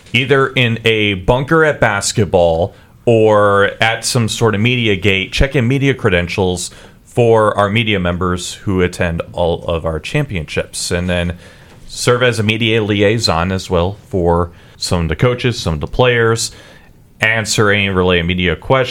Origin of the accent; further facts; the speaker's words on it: St. Louis, Missouri, United States; I am from St. Louis. I was born and raised.